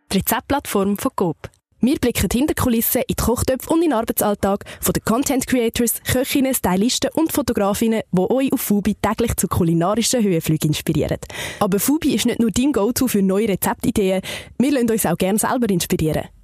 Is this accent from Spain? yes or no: yes; Costa Brava, Catalonia, Spain; English is a second language; moved away as an adult; also born or lived in Wales / New York / Italy; now in Switzerland; I was born in the Costa Brava in the north